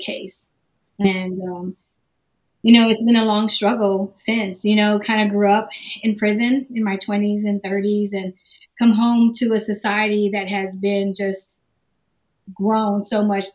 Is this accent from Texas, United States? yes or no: yes; San Antonio, Texas, United States; I was born and raised in San Antonio, Texas.